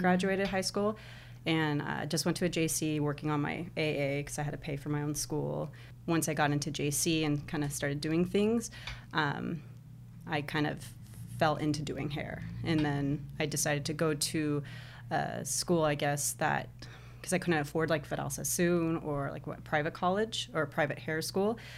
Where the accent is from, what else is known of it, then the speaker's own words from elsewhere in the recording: Lake Elsinore, California, United States; also born or lived in Anaheim, California; I was born in, uh, California, uh, Anaheim, and then my family moved around a lot through Southern California, and they, I don't know if you've heard of Lake Elsinore?